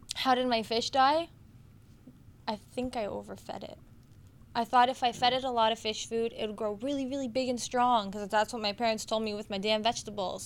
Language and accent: English; Canada; I was born here in Canada